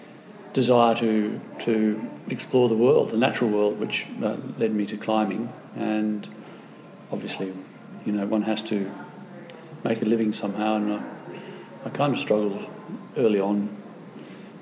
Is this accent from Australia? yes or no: yes; Australia; I'm from Australia, we don't have any high mountains.